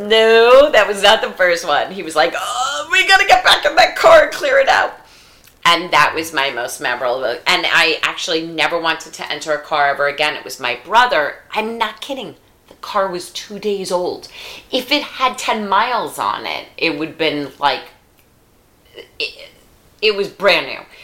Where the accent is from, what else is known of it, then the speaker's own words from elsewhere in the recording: New York, United States; moved away; also born or lived in Washington D.C.; I'm from New York, and I lived in Washington D.C.